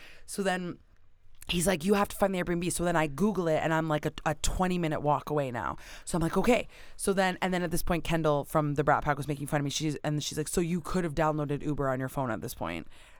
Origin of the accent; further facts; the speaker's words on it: Canada; I don't know where I am. I am from Canada.